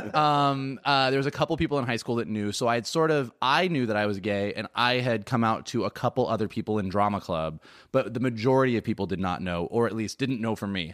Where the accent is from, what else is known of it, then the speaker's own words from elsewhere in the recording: Gainesville, Florida, United States; growing up in Gainesville, Florida